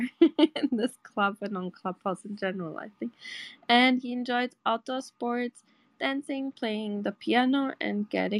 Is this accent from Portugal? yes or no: yes; Portugal; I'm from Portugal